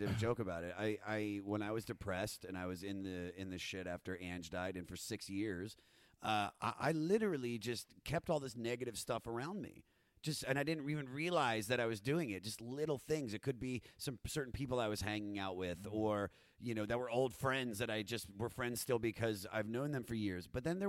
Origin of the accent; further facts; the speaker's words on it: New York, United States; Growing up in New York, there's a really, this is a town that's built on